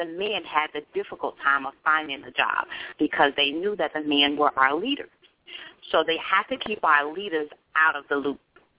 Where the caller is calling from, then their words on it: Jacksonville, Florida, United States; Robert, this is … from Jacksonville.